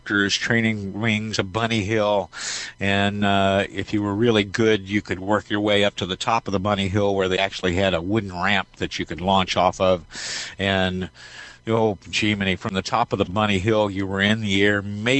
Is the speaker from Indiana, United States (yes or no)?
yes; Indiana, United States; now in Wichita, United States; my hometown in Indiana